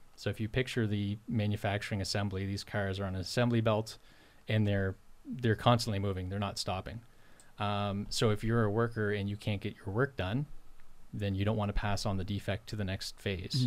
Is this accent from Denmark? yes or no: no; Port Williams, Nova Scotia, Canada; moved away as an adult; now in Timberlea, Canada; home originally for me is Port Williams, Nova Scotia, and, and the valley. Um, so I grew up on a poultry and dairy farm there